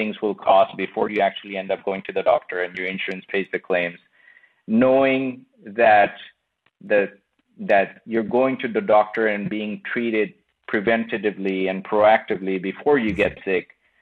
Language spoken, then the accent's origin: English; Bangladesh; moved away; I come from Bangladesh. I was born and brought up in Bangladesh